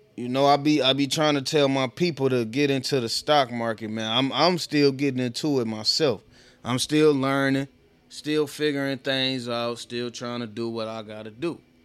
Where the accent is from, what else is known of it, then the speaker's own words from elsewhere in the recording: Oak Park, Michigan, United States; also born or lived in Detroit; I grew up in Oak Park